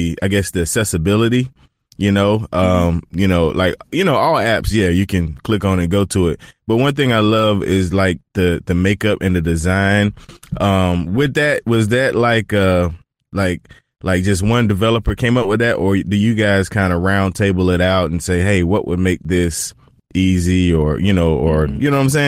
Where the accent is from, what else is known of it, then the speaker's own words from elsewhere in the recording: North Carolina, United States; He's also from North Carolina and I'm from North Carolina.